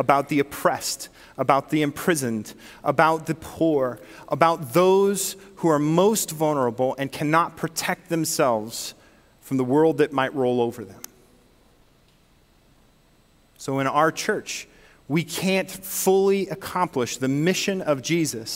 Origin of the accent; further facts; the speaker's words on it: Northern California, United States; now in Michigan, United States; I'm from Northern California